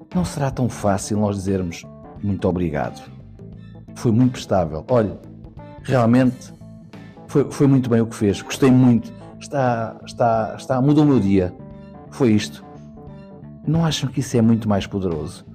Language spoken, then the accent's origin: Portuguese; Portugal; tudo o que nós somos como portugueses e portuguesas